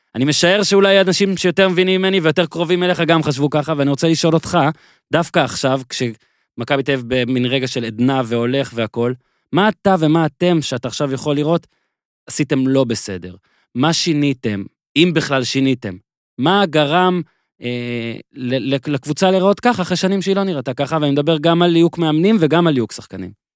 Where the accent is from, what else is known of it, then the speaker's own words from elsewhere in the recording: Nahariya, Northern District, Israel; moved away; אני זוכר את נהריה כילד כשגדלתי. בצפון